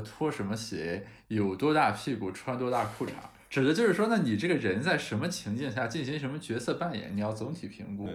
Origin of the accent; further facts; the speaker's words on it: Qingdao, Shandong, China; 一个肯定是我家乡的青岛啤酒